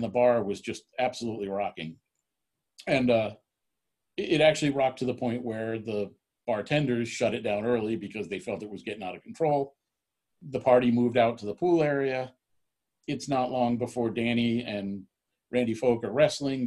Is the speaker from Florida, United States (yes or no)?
yes; Florida, United States; born or raised there